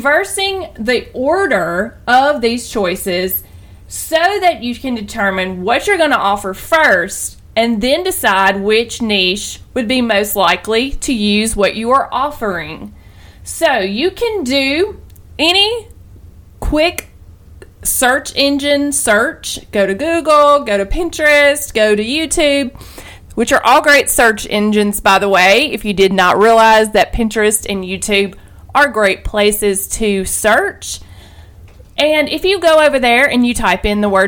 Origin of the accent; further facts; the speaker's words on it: the South, Southern United States, United States; accent: southern; I know that my accent, my wonderful southern accent